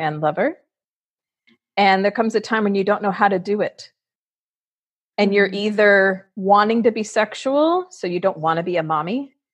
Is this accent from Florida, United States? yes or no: yes; Fort Lauderdale, Florida, United States; I grew up in Fort Lauderdale where wildness is normal.